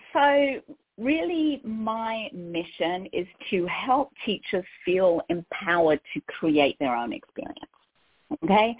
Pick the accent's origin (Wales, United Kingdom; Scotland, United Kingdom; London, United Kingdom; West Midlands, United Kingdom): London, United Kingdom; accent: Cockney; moved away as an adult; now in California, United States; I'm originally from London